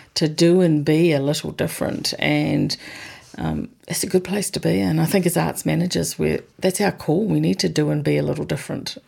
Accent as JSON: {"language": "English", "country": "New Zealand", "said": "as a New Zealander"}